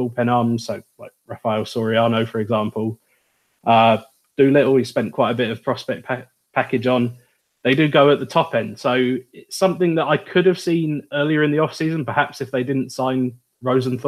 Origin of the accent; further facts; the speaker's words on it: United Kingdom; accent: British; everyone can guess by my accent